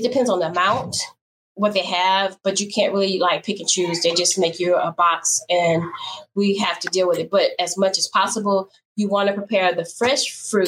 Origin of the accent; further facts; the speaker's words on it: Baton Rouge, Louisiana, United States; I'm from Baton Rouge, and okay. We don't say sha